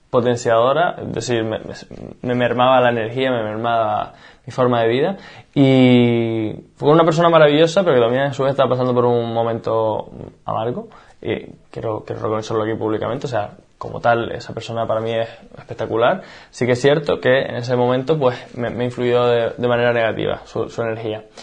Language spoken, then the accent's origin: Spanish; Canary Islands, Spain; moved away as an adult; also born or lived in Barcelona; me fui a vivir a, Barcelona, yo soy de Canarias